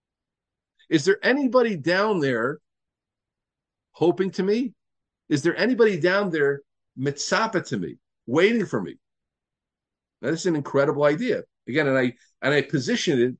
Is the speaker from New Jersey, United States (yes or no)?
yes; New Jersey, United States; also born or lived in Pittsburgh, Pennsylvania; I lived in New Jersey